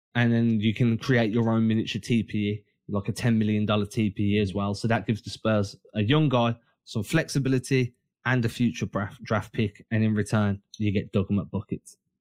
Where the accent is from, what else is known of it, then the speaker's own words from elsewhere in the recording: England, United Kingdom; we're English